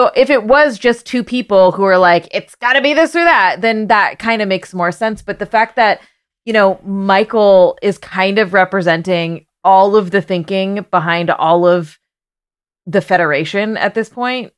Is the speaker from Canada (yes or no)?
yes; Canada; now in United States; I grew up in Canada